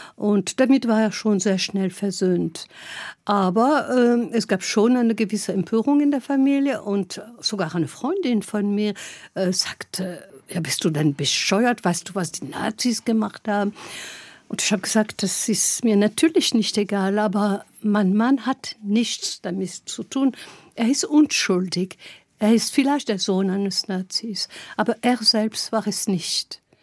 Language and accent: German; Gap, Provence-Alpes-Côte d'Azur, France; German is a second language; moved away as an adult; also born or lived in Lyon; now in Germany; ich komme aus Gap in Frankreich